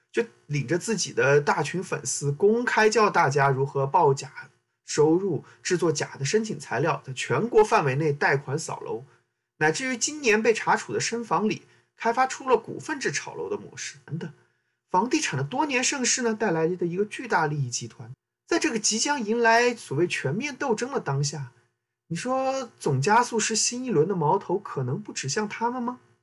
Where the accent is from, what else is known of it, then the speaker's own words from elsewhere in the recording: Southwest China, China; moved away; 我的家乡海，西南地区一个人口严重流出的四线地级市